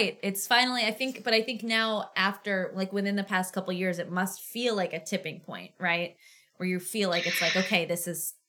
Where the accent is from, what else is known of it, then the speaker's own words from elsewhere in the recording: Auburn, Massachusetts, United States; I grew up in Auburn